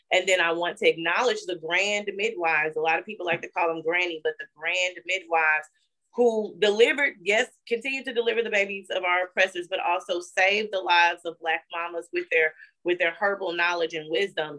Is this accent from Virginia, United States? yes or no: no; Gatesville, Texas, United States; also born or lived in Ferguson, Missouri; I'm from Texas, a little rural town called Gatesville